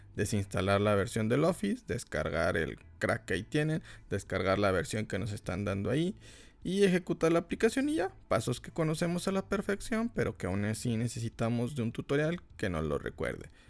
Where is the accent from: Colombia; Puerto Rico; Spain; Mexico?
Mexico; Aquí en México somos tan piratas que hasta pirateamos a la policía